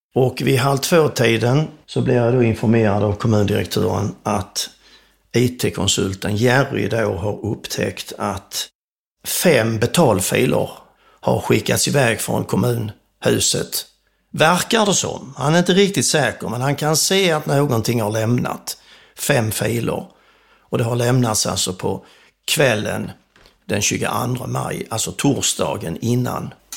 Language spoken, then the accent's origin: Swedish; Sweden; som svensk